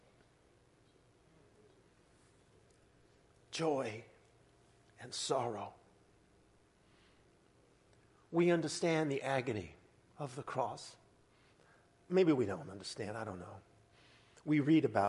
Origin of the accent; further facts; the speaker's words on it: Southern California, United States; growing up in Southern California, going to Disneyland